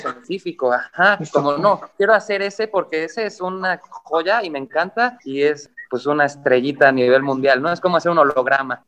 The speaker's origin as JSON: {"language": "Spanish", "country": "Mexico", "said": "mi mamá es mexicana y yo me considero mexicano"}